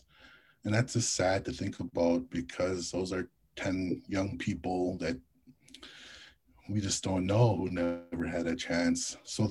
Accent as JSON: {"language": "English", "region": "Minnesota", "country": "United States", "also_born_or_lived": "New York City / Omaha", "lives_now": "Phoenix, United States", "said": "I'm from the Red Lake Nation in northern Minnesota, and I have lived all across any country from New York City to Omaha, to Phoenix."}